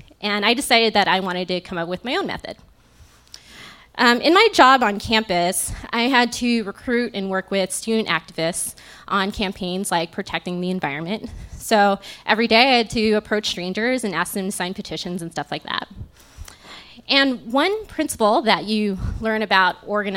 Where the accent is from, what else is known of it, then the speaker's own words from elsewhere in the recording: Las Vegas, Nevada, United States; moved away as an adult; also born or lived in Tempe, Arizona; now in Chicago, United States; I was born and raised in Las Vegas and had lived there my whole